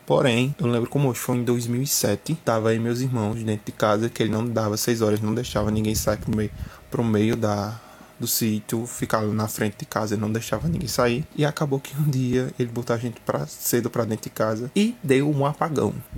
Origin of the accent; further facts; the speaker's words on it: Campina Grande, Paraíba, Brazil; sou de Campina Grande, Paraíba